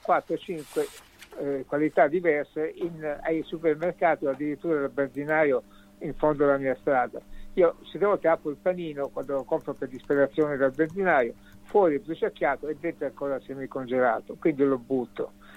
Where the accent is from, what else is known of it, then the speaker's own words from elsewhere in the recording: Sicily, Italy; now in Germany; Io, come tu sai, sono siciliano